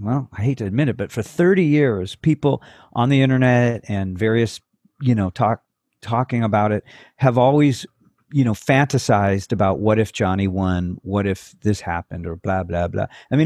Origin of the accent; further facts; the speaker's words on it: Woodland Hills, California, United States; I grew up in Woodland Hills, which is, you know, on the, according to the movie, on the other side of the tracks of Reseda.